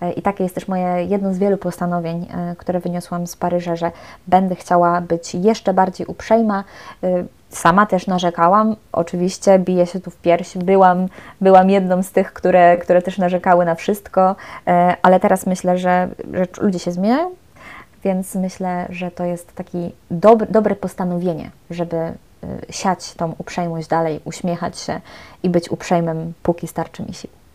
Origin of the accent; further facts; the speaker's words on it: Poland; moved away as an adult; now in Paris, France; jestem z Polski, jestem Polką